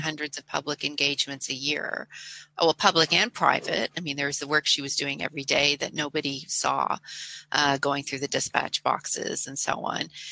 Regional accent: Canada; I'm a Canadian

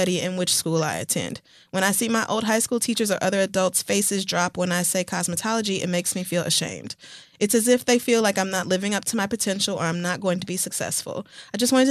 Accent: Oklahoma, United States; moved away as an adult; I grew up in Oklahoma, which is very white

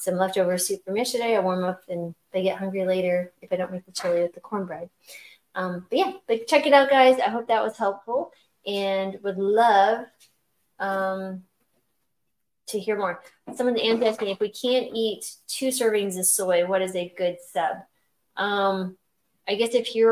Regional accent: New Mexico, United States; I grew up in New Mexico

